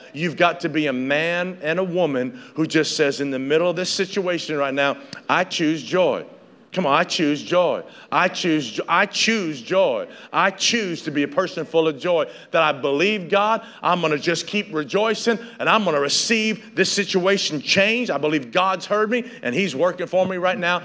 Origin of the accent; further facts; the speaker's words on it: Northeast Tennessee, United States; I grew up in Northeast Tennessee